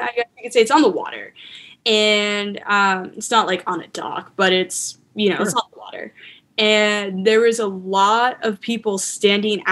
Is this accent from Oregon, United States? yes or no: no; Maine, United States; moved away as an adult; now in Seattle, United States; I grew up in Maine